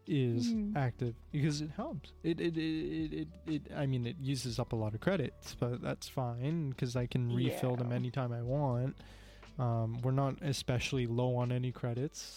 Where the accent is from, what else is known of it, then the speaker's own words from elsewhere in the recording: Canada; I'm Canadian